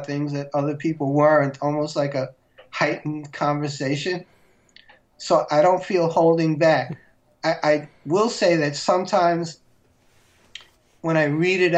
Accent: New York City, New York, United States; Back in the 60s when I grew up in Queens, my section was really segregated

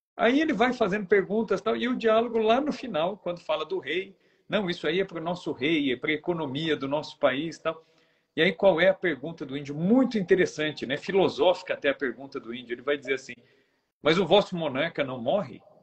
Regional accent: Brazil; nós somos brasileiros, estamos no Brasil

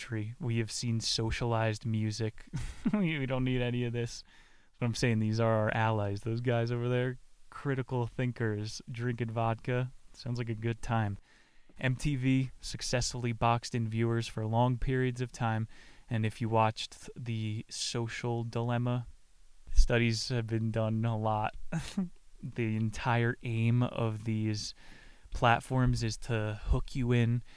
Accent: Pennsylvania, United States; I went to Dorney Park growing up in Pennsylvania

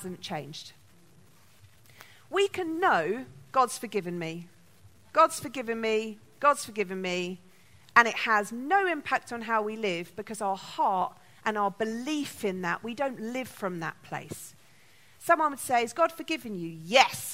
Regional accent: London, United Kingdom; I was born in London

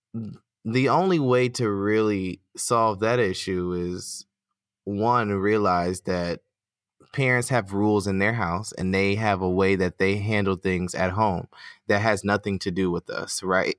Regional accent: United States; accent: American; my American accent

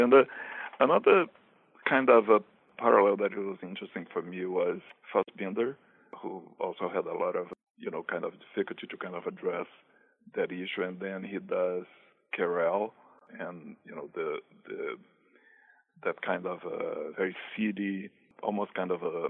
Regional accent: Brazil; moved away as an adult; now in New York, United States; I am actually originally from Brazil, and I came to New York in 1988.

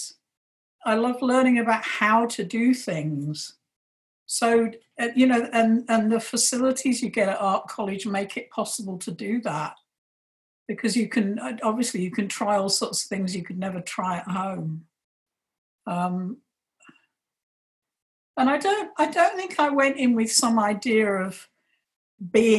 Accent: London, United Kingdom; moved away as an adult; also born or lived in West Yorkshire; now in Scotland, United Kingdom; I grew up in London and left when I was 19.

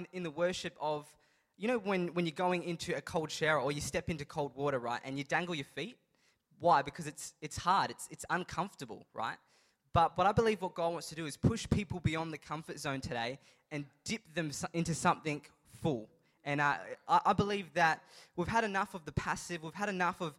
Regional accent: Adelaide, South Australia, Australia; I'm from Adelaide

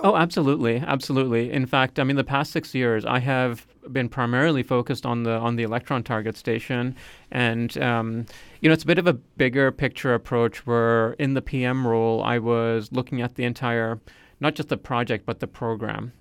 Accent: Nova Scotia, Canada; also born or lived in United Kingdom / Calgary; I would say I grew up in Nova Scotia because that's where I did most of my schooling

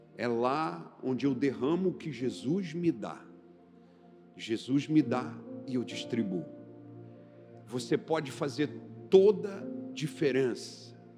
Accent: Recife, Pernambuco, Brazil; now in Brasília, Brazil; Eu sou de Recife

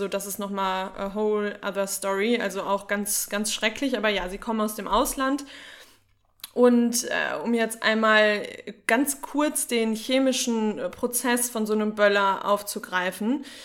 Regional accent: North Rhine-Westphalia, Germany; Aber ich bin aus dem Sauerland. Bei uns sagt man eh auch ganz komische Sachen.

